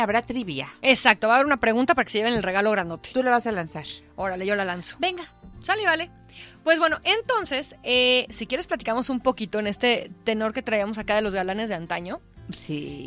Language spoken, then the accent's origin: Spanish; Mexico; nos podemos volver a unir como mexicanos